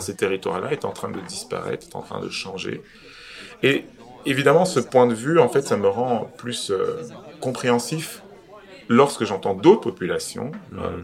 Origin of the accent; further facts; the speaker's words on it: Belgium; en tant que Belge d'origine étrangère